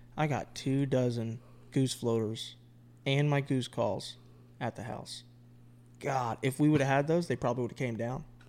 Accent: Florida, United States; moved away as an adult; now in North Carolina, United States; me being born and raised in Florida for my entire adulthood until I left for the Marine Corps

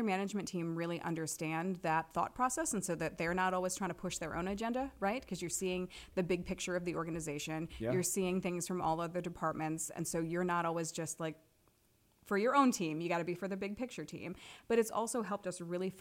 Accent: Manchester, Iowa, United States; moved away as an adult; also born or lived in Los Angeles / Denver, Colorado; now in Cedar Rapids, United States; my very first job when I was growing up in Manchester, Iowa, was at the Manchester Public Library

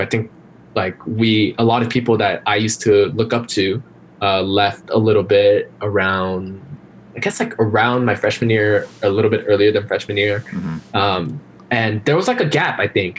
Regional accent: Glendale, California, United States; also born or lived in Korea / Irvine, California; grew up in Glendale pretty much all my life

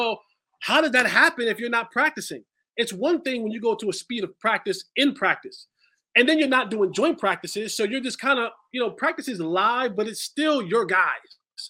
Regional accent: New Jersey, United States; now in Texas, United States; In Texas. I attended school in North Carolina, but I was born and raised in Jersey. That is, I am a Jersey boy.

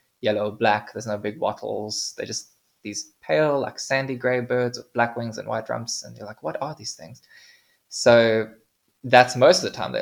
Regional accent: South Africa; we as South African birders

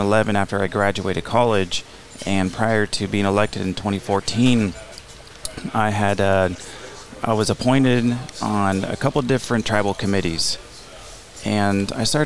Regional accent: Palm Springs, California, United States; also born or lived in Riverside, California; Born and raised in Palm Springs, and some of my fondest memories are spending time on the Andreas Ranch

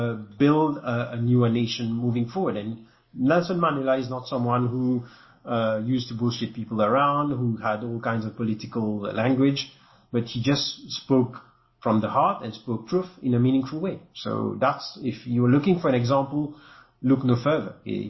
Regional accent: France; accent: French; English is a second language; you can imagine my accent is a bit French, so it's not, won't fly with everyone

